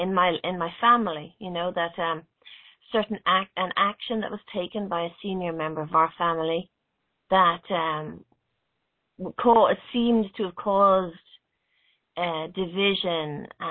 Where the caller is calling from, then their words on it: Dublin, Leinster, Ireland; I'm calling in from Dublin in Ireland.